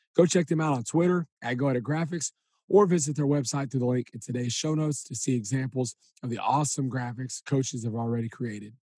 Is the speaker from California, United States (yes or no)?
no; Huntsville, Texas, United States; all of my life growing up in Huntsville